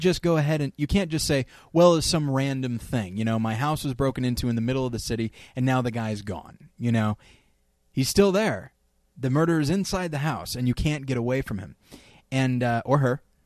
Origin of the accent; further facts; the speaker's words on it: California, United States; moved away; also born or lived in Denver / Missouri; I grew up in California